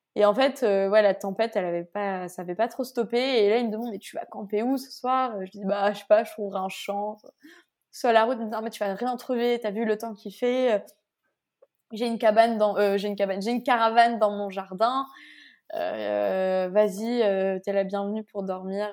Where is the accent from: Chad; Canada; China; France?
France; je viens de France